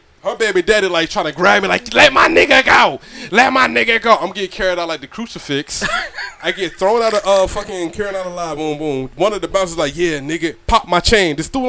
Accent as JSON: {"language": "English", "region": "Georgia", "country": "United States", "said": "I know. I'm from Georgia."}